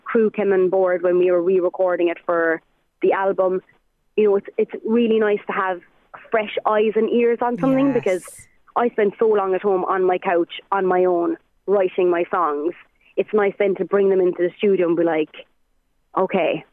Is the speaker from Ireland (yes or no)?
yes; Ireland; I'm an Irish singer